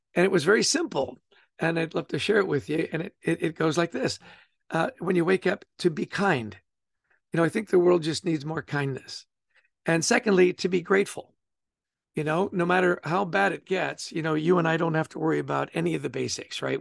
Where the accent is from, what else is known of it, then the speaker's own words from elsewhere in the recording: Vancouver, British Columbia, Canada; also born or lived in Edmonton; I grew up in Canada. I was born in Edmonton and grew up in Vancouver.